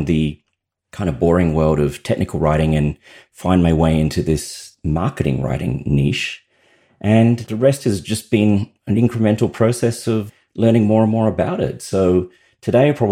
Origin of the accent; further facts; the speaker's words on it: Australia; You may have detected that I have an accent. I'm Australian